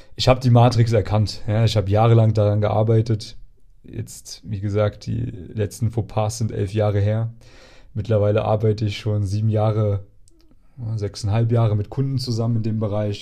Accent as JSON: {"language": "German", "area": "near Erfurt", "region": "Thuringia", "country": "Germany", "tie": "born or raised there", "said": "Erfurt ist praktisch die, eine der größten Städte, die, äh, in der Nähe von meiner Heimatstadt ist"}